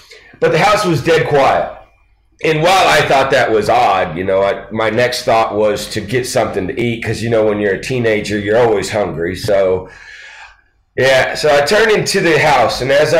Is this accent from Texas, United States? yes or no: no; Poplar Bluff, Missouri, United States; also born or lived in Lawton, Oklahoma; we moved from Lawton, Oklahoma to Poplar Bluff, Missouri, and really that's where I grew up